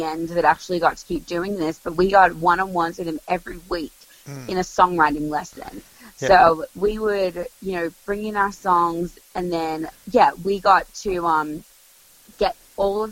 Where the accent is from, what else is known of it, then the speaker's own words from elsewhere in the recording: Melbourne, Victoria, Australia; I'm from Melbourne